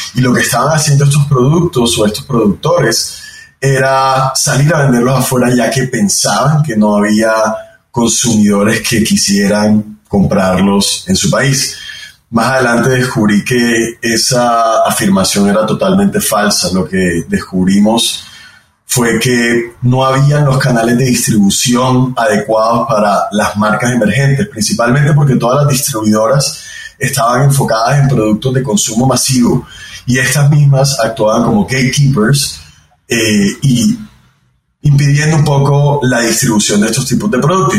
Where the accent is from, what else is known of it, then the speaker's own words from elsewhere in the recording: Barranquilla, Atlántico, Colombia; soy barranquillero, eh, de donde es toda mi familia en Colombia, una ciudad en la costa del país.